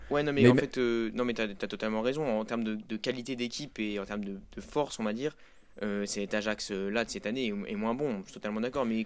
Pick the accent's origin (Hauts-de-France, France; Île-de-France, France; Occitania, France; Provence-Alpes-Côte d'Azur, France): Hauts-de-France, France; Lille; même moi, j'ai été impressionné, alors que je, je, suis, je suis lillois.